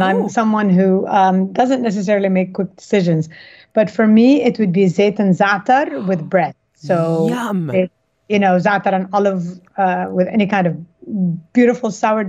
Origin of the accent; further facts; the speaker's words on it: Kuwait; moved away as an adult; also born or lived in United States / California; I was born and raised in Kuwait. My father's Egyptian. My mother is Syrian Lebanese.